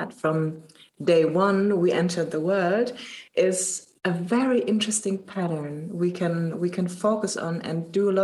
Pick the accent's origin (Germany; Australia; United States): Germany; I'm from Germany and I work as a coach since already 8 years